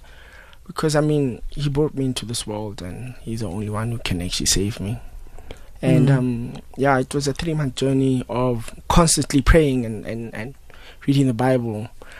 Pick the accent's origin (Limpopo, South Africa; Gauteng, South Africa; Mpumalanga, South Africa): Limpopo, South Africa; Phalaborwa; now in Johannesburg, South Africa; I'm from Phalaborwa.